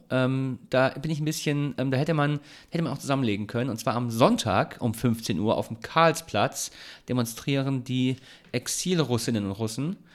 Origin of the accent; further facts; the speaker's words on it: Swabia, Germany; now in Heidelberg, Germany; tut mir in der Seele weh als Schwabe.